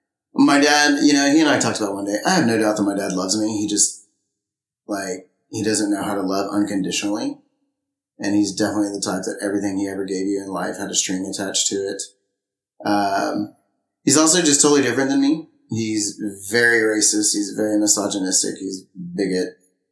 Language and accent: English; Friendswood, Texas, United States; In Friendswood, Texas.